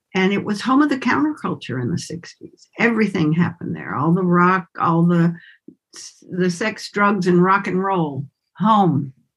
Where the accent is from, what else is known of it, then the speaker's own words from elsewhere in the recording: Winston-Salem, North Carolina, United States; accent: southern; moved away; also born or lived in Bali; I grew up in Winston-Salem, North Carolina